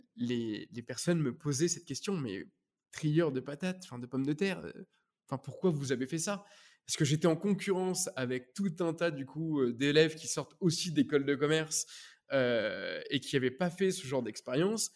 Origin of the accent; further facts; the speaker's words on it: Normandy, France; moved away as an adult; also born or lived in Paris; je venais de Normandie